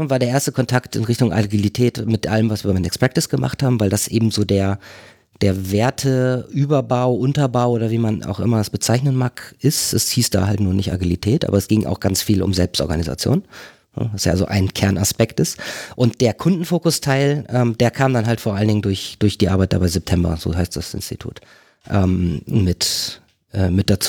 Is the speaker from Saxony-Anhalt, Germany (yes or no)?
no; Delmhorst, Lower Saxony, Germany; also born or lived in Duisburg; Groß geworden bin ich in Delmhorst, das ist so eine Vorstadt von Bremen.